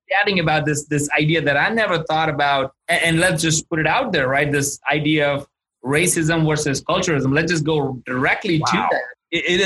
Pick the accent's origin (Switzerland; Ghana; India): India; moved away; I'm originally from India